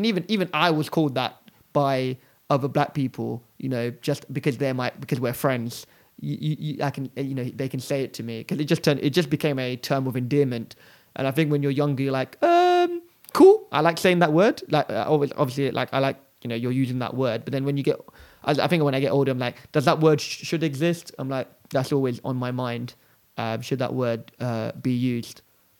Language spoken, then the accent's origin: English; London, United Kingdom; I'm from London.